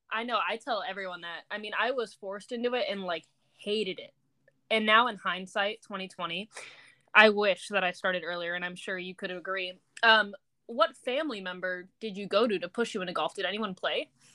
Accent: Laguna Beach, California, United States; I'm from Laguna Beach, California

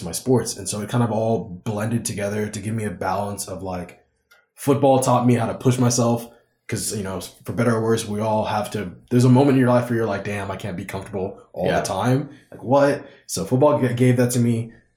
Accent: Corpus Christi, Texas, United States; also born or lived in South Africa; I was born in Corpus Christi, Texas, but I lived in South Africa for about a year or two

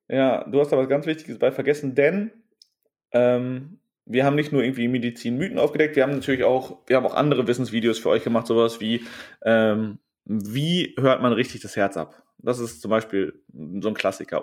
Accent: Germany; wir kommen aus Westdeutschland und Süddeutschland

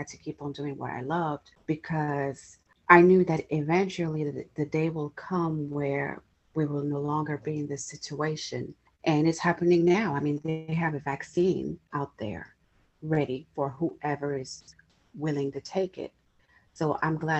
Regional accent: France; also born or lived in England / United States; now in Los Angeles, United States; I was born and raised in France. I lived in England for many years. I have now been in the States for 8 years.

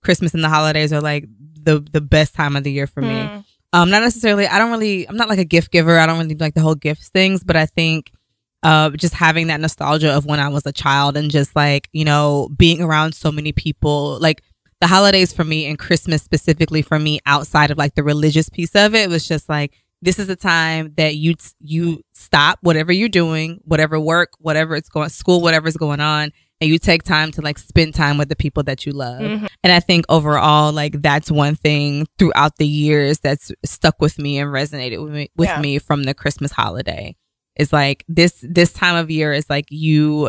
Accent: Texas, United States; moved away; I'm from Texas.

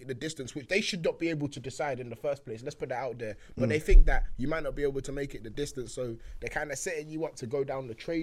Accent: London, United Kingdom; also born or lived in Nigeria; went to the school in East London

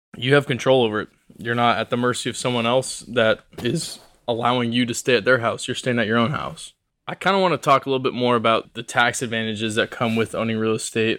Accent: Portland, Oregon, United States; I'm from Portland, Oregon, born and raised

